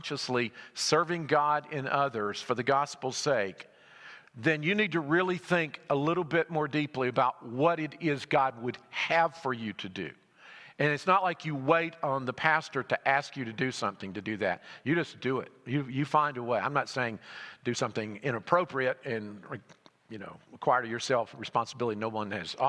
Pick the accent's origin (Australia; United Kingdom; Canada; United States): United States; Alabama; moved away as an adult; now in Greenville, United States; I'm from Greenville. I grew up in Alabama, but I've been in Greenville, South Carolina since I was 18